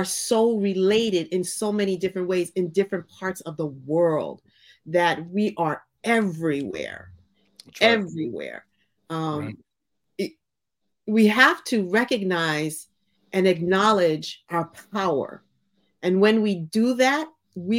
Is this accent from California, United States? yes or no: no; Hawaii, United States; growing up in Hawaii